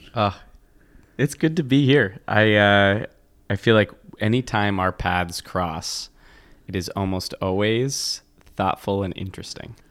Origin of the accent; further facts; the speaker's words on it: Washington, United States; I grew up mostly in Washington State